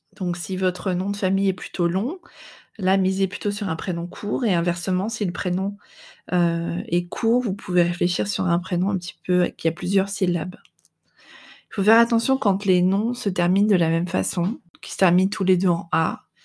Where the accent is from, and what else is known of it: France; now in Netherlands